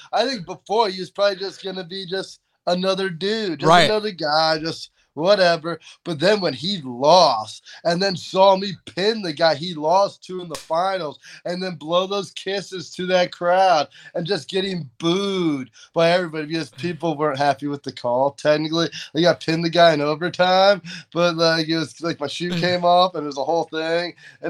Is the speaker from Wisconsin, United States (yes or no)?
no; New York, United States; also born or lived in Pennsylvania; I'm just born in Pennsylvania, raised in upstate New York, and I look like and talk like I'm from California.